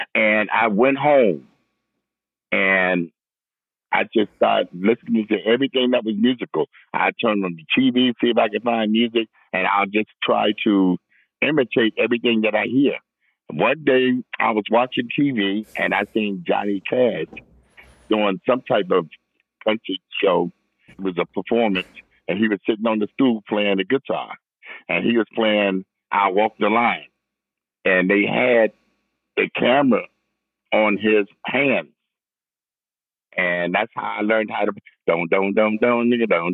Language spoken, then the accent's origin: English; Washington, District of Columbia, United States; I grew up in Northwest, you know, from like an infant on up to about 11. And from 11 on, we moved to Southeast